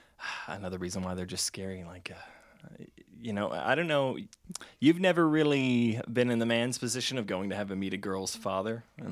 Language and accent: English; the American South, United States; moved away; I grew up having to go to church a lot as a Southern American.